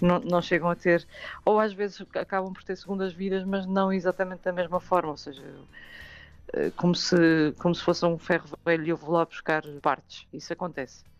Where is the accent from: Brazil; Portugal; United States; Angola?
Portugal; Porto, Norte; é a minha cidade natal